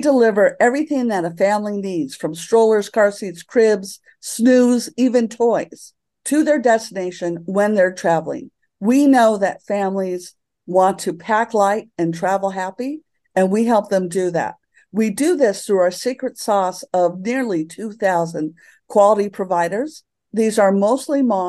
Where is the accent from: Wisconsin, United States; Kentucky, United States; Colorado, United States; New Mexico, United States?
New Mexico, United States; Santa Fe; moved away; also born or lived in Alameda / San Francisco; I bought a house in Santa Fe, where I live now, which is my hometown.